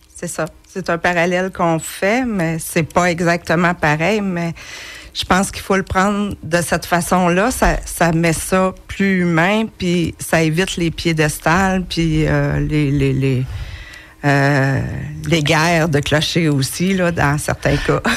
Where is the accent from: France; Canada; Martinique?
Canada; Acton Vale, Quebec; born or raised there; also born or lived in Montreal